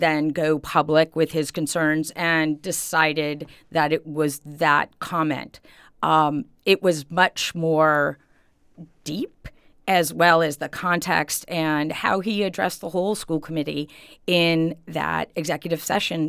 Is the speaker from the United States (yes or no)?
yes; Holyoke, Massachusetts, United States; now in Easthampton, United States; I grew up in Ward Four in Holyoke